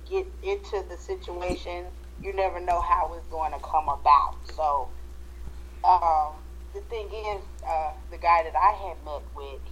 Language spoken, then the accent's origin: English; Fayetteville, North Carolina, United States; moved away as an adult; We grew up right here in Fayetteville, North Carolina